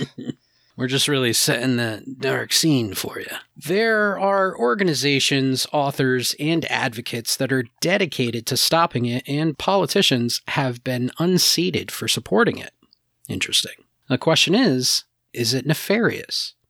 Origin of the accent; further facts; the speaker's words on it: New England, United States; we're all from New England